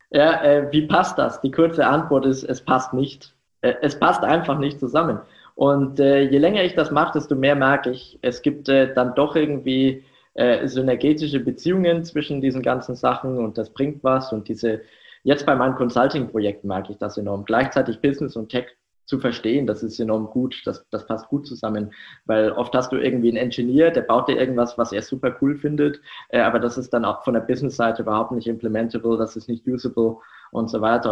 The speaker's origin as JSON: {"language": "German", "country": "Germany", "said": "Ich komme aus einem sehr, sehr kleinen Dorf ähm, so um die 1000 Einwohner"}